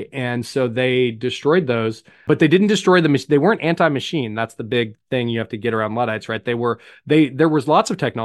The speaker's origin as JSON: {"language": "English", "town": "Tulsa", "region": "Oklahoma", "country": "United States", "said": "I'm from Tulsa"}